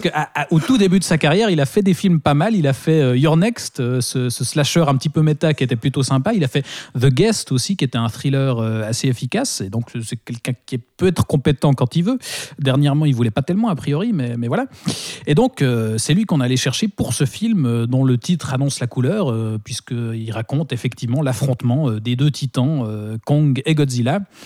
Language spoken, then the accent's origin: French; Switzerland; par chez nous en Suisse